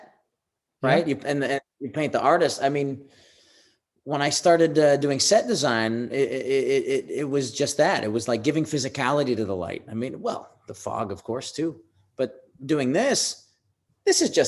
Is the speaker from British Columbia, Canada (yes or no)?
no; Windsor, Ontario, Canada; moved away; it's the Motown of Canada, you know, right next to Detroit